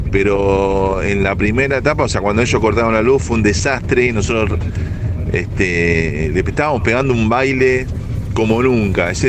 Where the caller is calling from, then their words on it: Belgrano, Buenos Aires, Argentina; Hola muchachos, buenas tardes. Soy … de Belgrano.